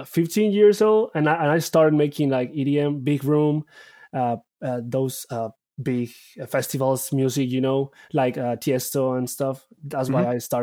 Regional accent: Bogota, Bogotá Capital District, Colombia; English is a second language; also born or lived in Barranquilla; Yes, I'm originally from Colombia, city of Barranquilla, Colombia, but all my life I raised in Bogota.

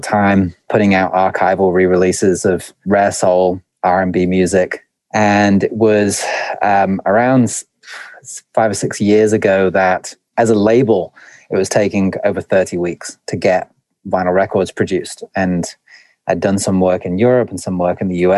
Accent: Stoke-on-Trent, West Midlands, United Kingdom; moved away as an adult; now in United States; my accent's a little bit muddy, but originally I was born in the north of England in a place called Stoke-on-Trent, and I've been an expat in the US for, I think, going on 7 or 8 years now

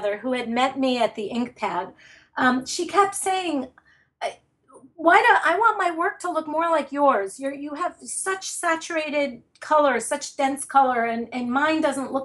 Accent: New York City, New York, United States; moved away as an adult; now in New Jersey, United States; I am from Brooklyn

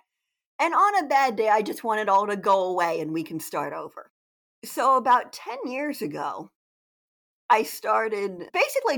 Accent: Delaware, United States; also born or lived in New England; now in Maryland, United States; I'm from Delaware originally, but I live in Maryland.

